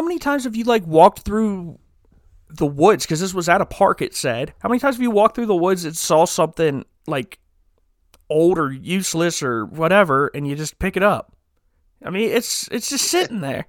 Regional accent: Canton, Ohio, United States; very close to where I was born in Canton.

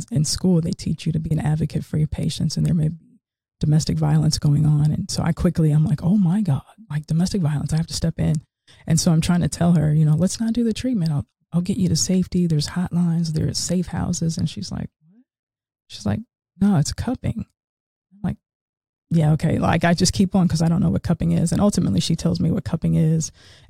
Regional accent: Seattle, Washington, United States; moved away as an adult; now in Cary, United States; I'm originally from Seattle, Washington, West Coast.

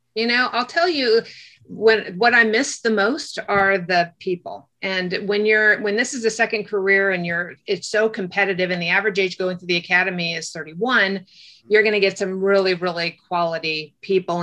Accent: Orange County, California, United States; I grew up in Orange County, California

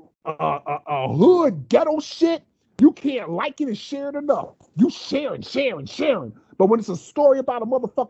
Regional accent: United States; a black man born and raised in America

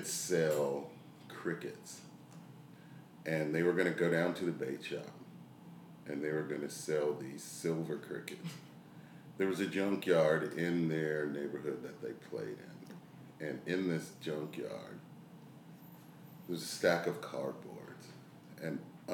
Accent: the South, United States; I was from the South

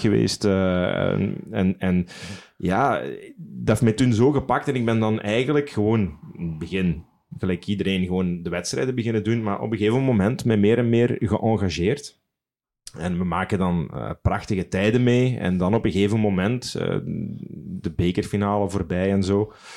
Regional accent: Sint-Truiden, Flanders, Belgium; moved away; Ik, ik hou van mijn stad. Ik, ik, woon er al, al, al, heel veel jaren niet meer, maar als ik naar Sint-Truiden kom, dat is voor mij thuiskomen

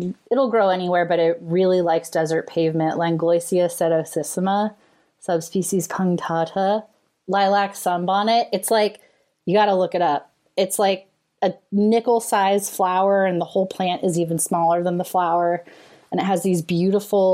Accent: California, United States; I grew up in California

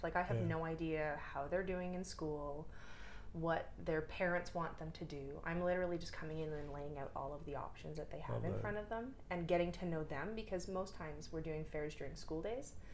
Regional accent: Toronto, Ontario, Canada; moved away as an adult; I'm originally from Toronto and I moved out here in 2016 to work for a university

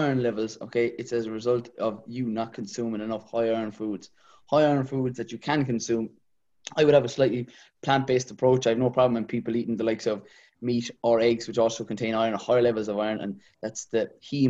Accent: Kilmeaden, Munster, Ireland; I'm from Kilmeaden originally, not too far from the cheese factory. Yeah, about 15 minutes from the city there.

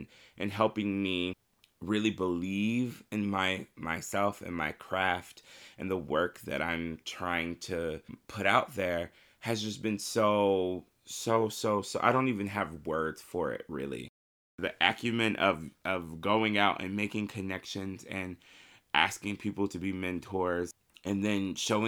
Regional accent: Marion, Indiana, United States; I am from Marion, Indiana. I started singing with my great-grandmother in our church choir, Calvary Missionary Baptist Church in Marion, Indiana. And I was probably maybe 3 or 4 at the time

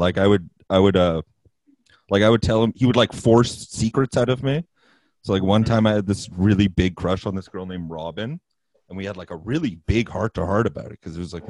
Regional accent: Vancouver, British Columbia, Canada; I'm one of those guys that just never left Vancouver

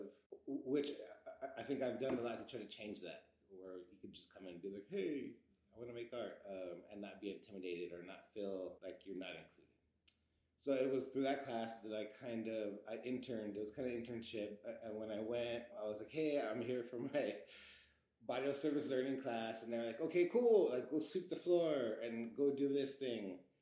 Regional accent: Los Angeles, California, United States; growing up in East Los Angeles

